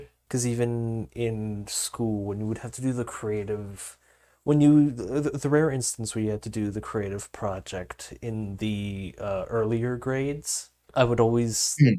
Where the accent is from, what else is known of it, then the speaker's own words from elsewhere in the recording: Montreal, Quebec, Canada; born there; I was unfortunately, sadly born in Quebec, Montreal, which is arguably worse than being American.